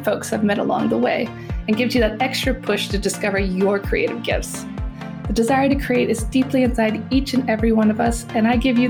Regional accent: United States; moved away as an adult; now in Paris, France; I'm in love with creating. All things artistic and imagination involved. I'm an American girl who chased her creative dreams all the way to Paris, France, making a living using photography.

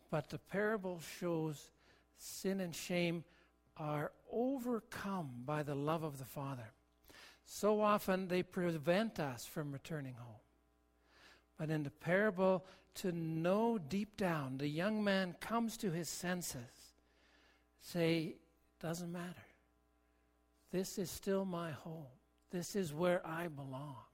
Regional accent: Ontario, Canada; also born or lived in Kentville, Nova Scotia / British Columbia; I, I was born in Nova Scotia, in Kentville, so my birthplace, but I've only been back once and that's not home for me. In, in the years of growing up, my father was a pastor, and, and we lived in Ontario in a couple of places, Barrie and Listowel.

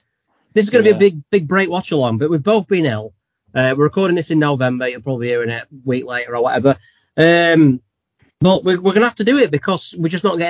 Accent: Sheffield, Yorkshire and the Humber, United Kingdom; No, we're from Sheffield.

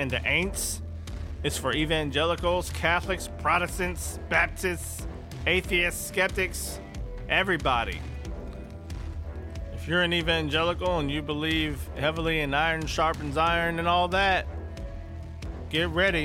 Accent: East Texas, United States; I grew up in East Texas, heart of the Bible Belt

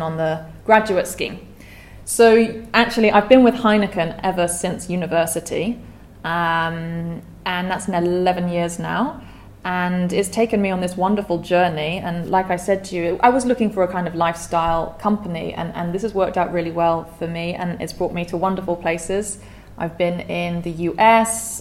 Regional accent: United Kingdom; accent: British; moved away as an adult; also born or lived in Edinburgh, Scotland; now in Vietnam; I'm British. Hopefully you can tell from my accent. I'm from near London.

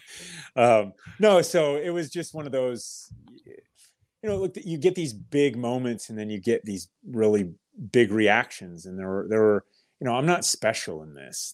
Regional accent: Kettering, Ohio, United States; I was born in Kettering, Ohio, birthplace of aviation

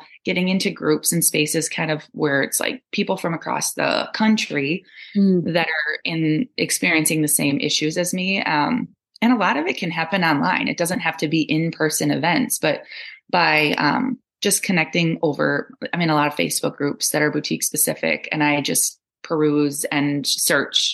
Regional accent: Altoona, Wisconsin, United States; now in Galesville, United States; my hometown of Altoona, Wisconsin, which is right up by Eau Claire

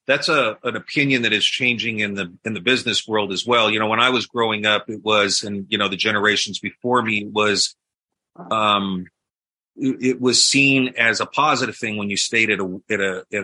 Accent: Philadelphia, Pennsylvania, United States; I grew up in Philly.

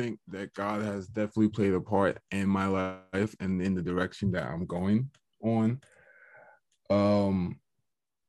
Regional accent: Fredericksburg, Virginia, United States; I'm from Fredericksburg, Virginia

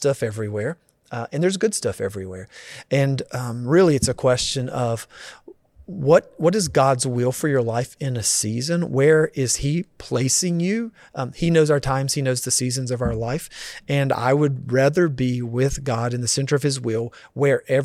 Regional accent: the South, North Carolina, United States; moved away as an adult; also born or lived in Chicago / Phoenix, Arizona; now in California, United States; I was born and raised in the South.

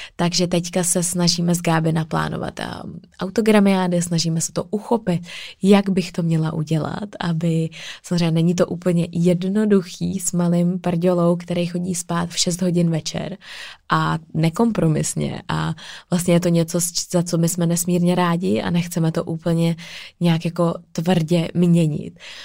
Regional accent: Czechia; tady u nás v Čechách

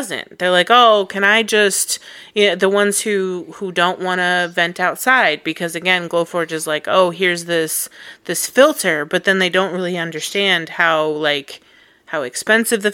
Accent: Colorado, United States; moved away; I'm from Colorado.

